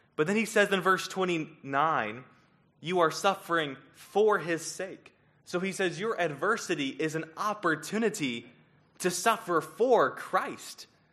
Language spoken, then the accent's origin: English; Columbia, South Carolina, United States; moved away; I grew up in Columbia, South Carolina